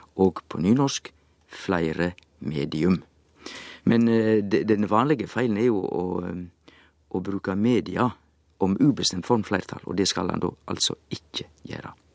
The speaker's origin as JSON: {"language": "Norwegian", "area": "Sogn", "region": "Vestland", "country": "Norway", "said": "Jeg er jo sogning"}